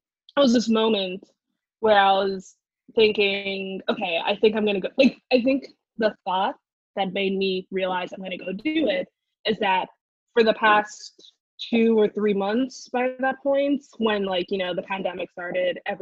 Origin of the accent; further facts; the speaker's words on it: Gaithersburg, Maryland, United States; also born or lived in Frederick, Maryland / New York; I am from Gaithersburg, Maryland